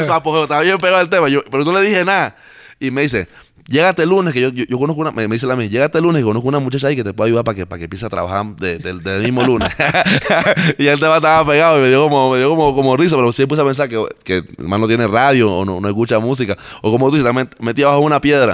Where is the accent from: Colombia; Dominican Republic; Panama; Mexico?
Panama